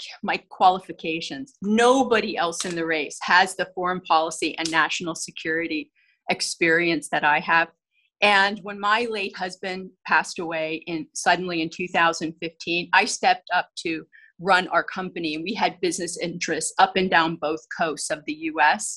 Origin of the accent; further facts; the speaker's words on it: central Pennsylvania, United States; also born or lived in Los Angeles; I grew up here in central Pennsylvania